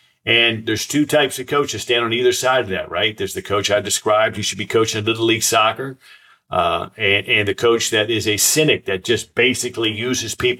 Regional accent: Silver Spring, Maryland, United States; when I was a boy, I grew up right outside Washington, D.C., and I went to the Silver Spring Boys Club where I grew up

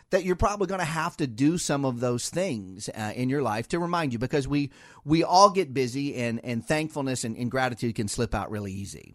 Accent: Ohio, United States; now in Washington metro area, United States; we're both from Ohio

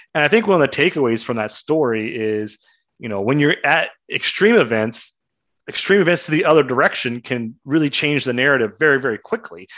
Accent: Kansas, United States; When I was growing up in Kansas

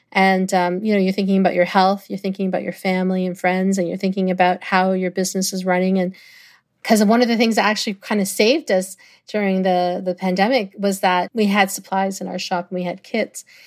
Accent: Toronto, Ontario, Canada; it's always gonna be my hometown

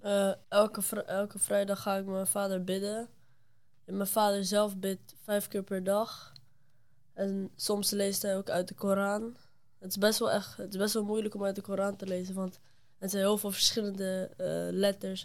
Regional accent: Rotterdam, South Holland, Netherlands; Ik ben ook, zoals Sarah, geboren in Rotterdam

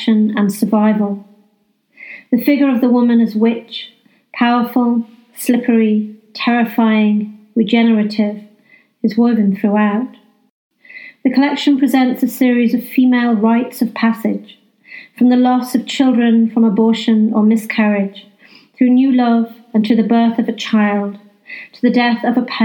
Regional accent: North Wales, United Kingdom; now in West Yorkshire, United Kingdom; I grew up in North Wales

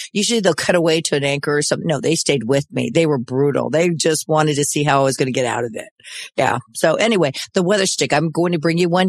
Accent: United States; I used to hate the wind growing up in the Mojave Desert.

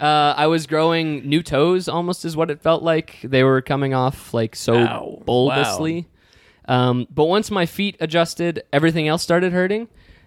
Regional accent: New York, United States; I grew up hiking in the area. I grew up exploring the Finger Lakes. I'm moving from New York

